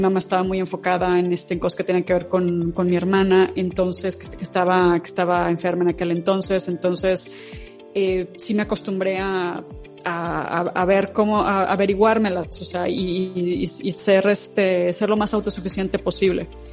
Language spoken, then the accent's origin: Spanish; León, Guanajuato, Mexico; en mi ciudad natal, en León